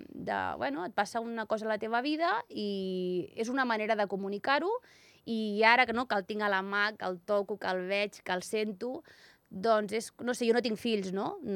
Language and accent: Catalan; Sant Vicenç de Castellet, Catalonia, Spain; also born or lived in Andorra; now in Barcelona, Spain; Jo sóc de Sant Vicenç